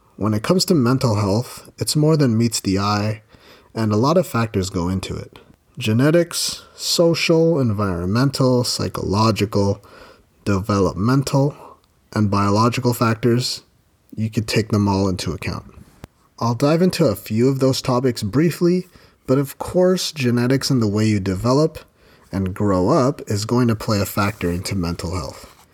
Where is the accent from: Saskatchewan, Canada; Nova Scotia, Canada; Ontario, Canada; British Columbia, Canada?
Ontario, Canada; I've been blessed to have been born and raised in Ontario, Canada.